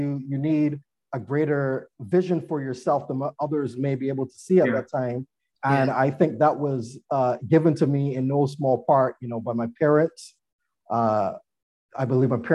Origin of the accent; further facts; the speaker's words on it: Barbados; moved away; I'm originally from Barbados